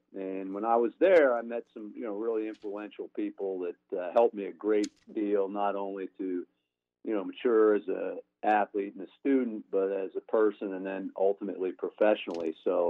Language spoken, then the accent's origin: English; Springfield, Massachusetts, United States; Springfield, maybe a little bit bigger community than